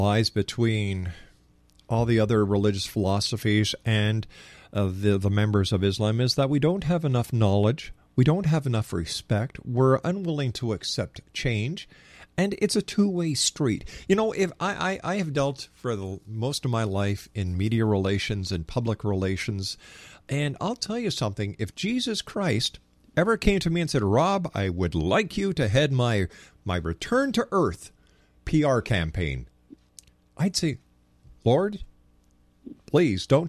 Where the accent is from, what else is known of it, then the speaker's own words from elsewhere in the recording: Montreal, Quebec, Canada; I'm from Montreal, and I used to love going up to St. Joseph's Oratory.